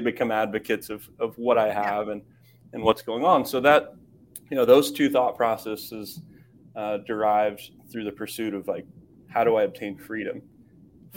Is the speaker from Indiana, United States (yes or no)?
yes; Kokomo, Indiana, United States; moved away as an adult; I grew up in the Midwest in Kokomo, Indiana